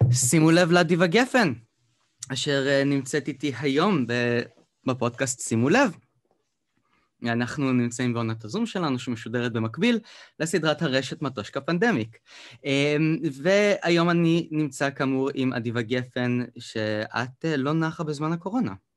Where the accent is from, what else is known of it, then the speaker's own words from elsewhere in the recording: Beersheba, Southern District, Israel; moved away; כי אני במקור מבאר שבע